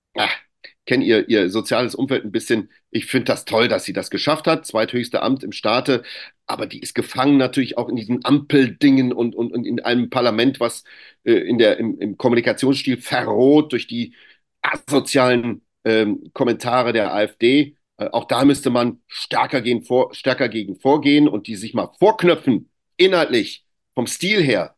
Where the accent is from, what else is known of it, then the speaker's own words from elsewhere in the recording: Greece; ich bin ja auch Grieche